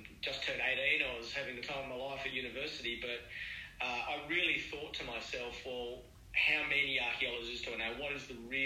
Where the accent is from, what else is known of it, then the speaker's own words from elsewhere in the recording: Dubbo, New South Wales, Australia; I'm a Dubbo boy born and bred. I grew up in West Dubbo